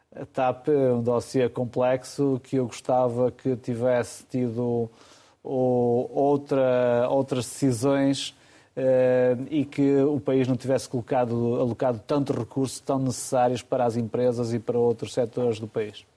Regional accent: Amarante, Norte, Portugal; Amarante é a minha terra

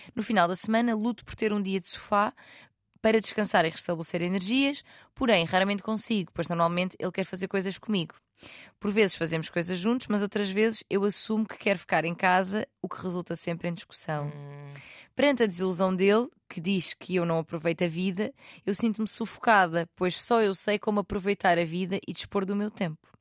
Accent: Algarve, Portugal; eu sou do Algarve

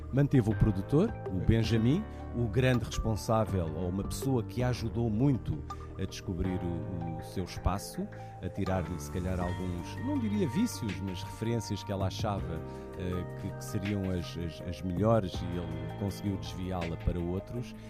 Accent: Portugal; nós, acima de tudo, como portugueses

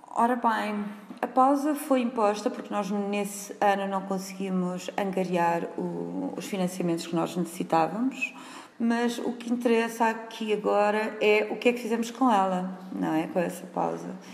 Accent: Viseu, Centro, Portugal; also born or lived in Berlin; eu sou de Viseu, nasci em Viseu, na cidade de Viseu, saí para estudar fora

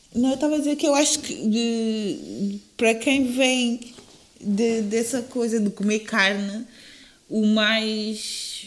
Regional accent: São Tomé & Príncipe; eu sou de São Tomé

